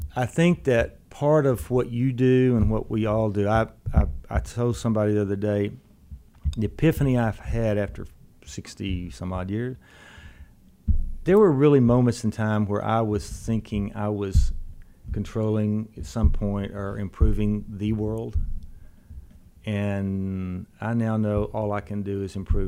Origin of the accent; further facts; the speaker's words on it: Brownwood, Texas, United States; moved away; I went home to my hometown in Brownwood